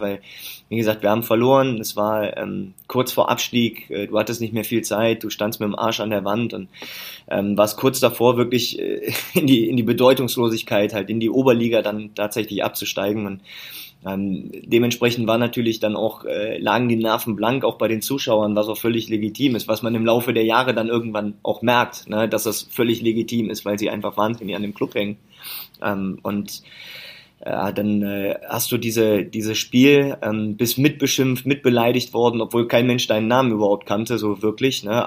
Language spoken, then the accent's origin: German; near Leverkusen, North Rhine-Westphalia, Germany; born or raised there